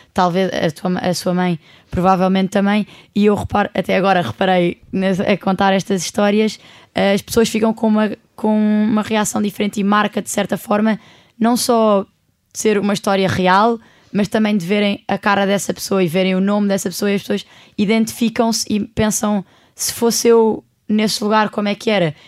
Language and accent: Portuguese; Portugal; eu sou do outro lado do mundo, venho de Portugal